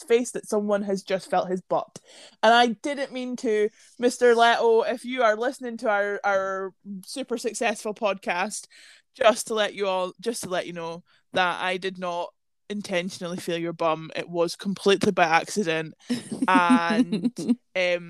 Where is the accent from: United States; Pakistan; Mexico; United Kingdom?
United Kingdom; Scotland; where are you guys from? And we were like, Scotland.